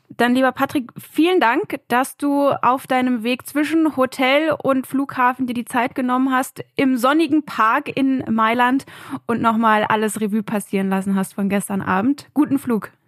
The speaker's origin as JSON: {"language": "German", "region": "Berlin", "country": "Germany", "said": "als Berlinerin war ich natürlich sehr oft im Olympiastadion"}